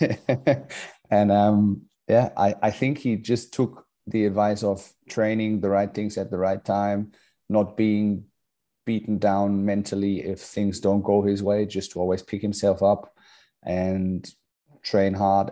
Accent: Hamburg, Germany; moved away as an adult; also born or lived in Luxembourg; now in Australia; we've been both burn, born and raised in Hamburg, Germany

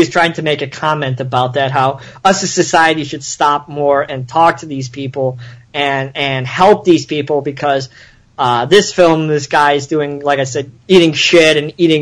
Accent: Chicago, Illinois, United States; I grew up in Chicago

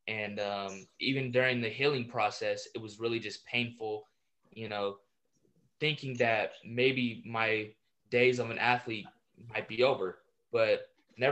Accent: San Diego, California, United States; I'm from San Diego

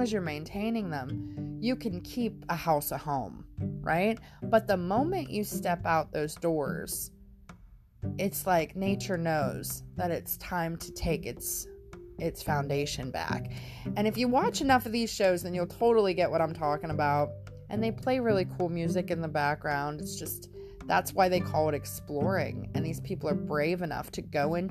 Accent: Pennsylvania, United States; I'm from Pennsylvania

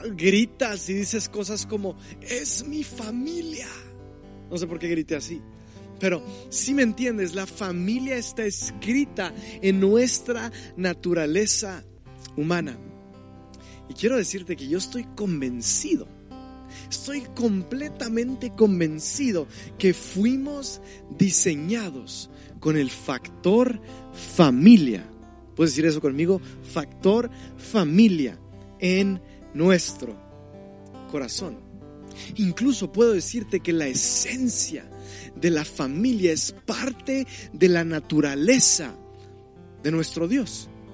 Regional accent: Mexico; nuestro mismo lenguaje como mexicano, nuestra cultura

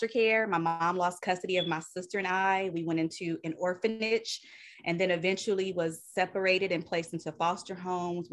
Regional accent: Southern California, United States; also born or lived in Bay Area; I am born and raised in Southern California

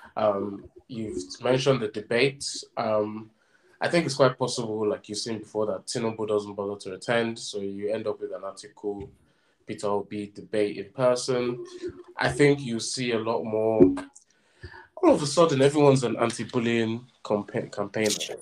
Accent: southern Nigeria, Nigeria; me as a Southerner

